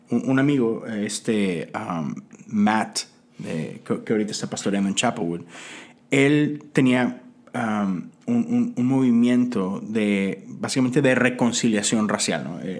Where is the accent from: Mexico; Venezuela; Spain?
Mexico; moved away as an adult; yo crecí toda mi vida en México, ¿no? Tengo 10 años acá.